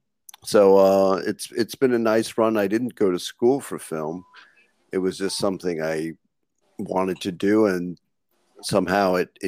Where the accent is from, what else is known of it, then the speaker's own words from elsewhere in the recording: New York, United States; Well, my family's lived in Lower East Side for over 100 years, but I went to college upstate.